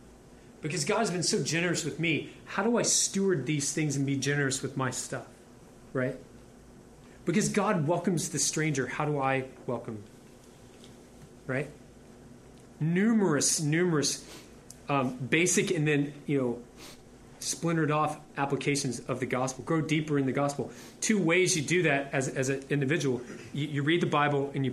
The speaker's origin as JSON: {"language": "English", "town": "Houston", "region": "Texas", "country": "United States", "tie": "born or raised there", "also_born_or_lived": "Louisiana", "said": "I'm almost a lifelong Houstonian. I was born in Louisiana, but I repented at 2 and got here."}